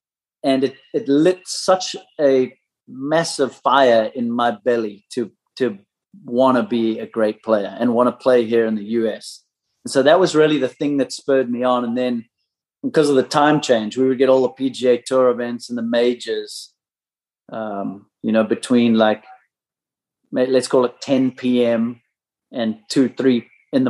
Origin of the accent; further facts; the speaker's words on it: South Africa; growing up in South Africa in the late 80s